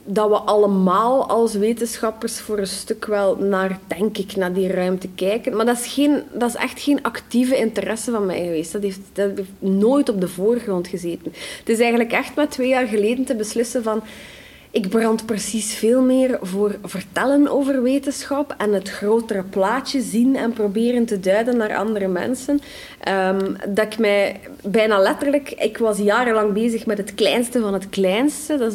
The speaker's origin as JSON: {"language": "Dutch", "region": "Flanders", "country": "Belgium"}